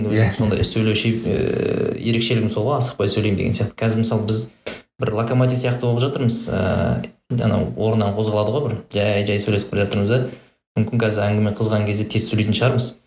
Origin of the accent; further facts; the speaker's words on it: Kazakhstan; біз енді қазақпыз ғой